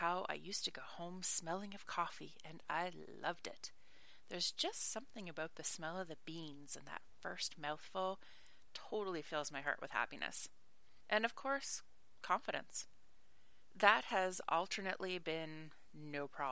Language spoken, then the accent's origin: English; Nova Scotia, Canada; moved away as an adult; also born or lived in Ireland; I'm Canadian, from Nova Scotia